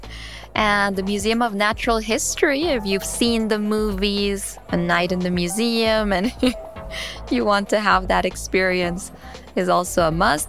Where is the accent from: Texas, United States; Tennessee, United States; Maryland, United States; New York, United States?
New York, United States; New York City; I was born in New York City in Queens